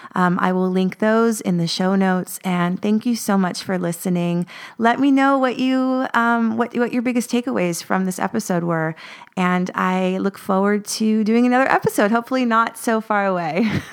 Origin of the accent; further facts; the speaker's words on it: United States; moved away as an adult; now in Paris, France; I'm an American, I'm an expat